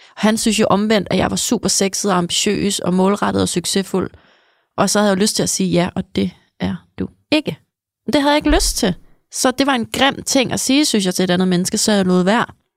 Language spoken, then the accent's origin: Danish; outside Copenhagen, Capital Region of Denmark, Denmark; mit barndomshjem. Det ligger sådan altså en halv time her ude for byen øh, i ja. København